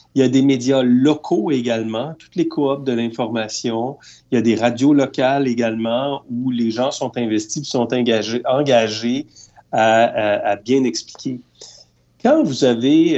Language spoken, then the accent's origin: French; Eastern Townships, Quebec, Canada; je viens de la région des Cantons de l'Est parce que j'ai grandi dans cette région-là